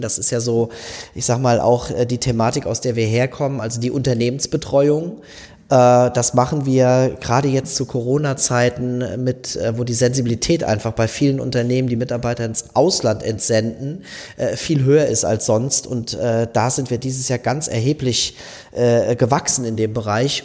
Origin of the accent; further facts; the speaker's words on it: southwest Germany, Germany; moved away as an adult; also born or lived in Wiesbaden / Munich; now in Bremen, Germany; Ich komme aus dem Südwesten unserer Republik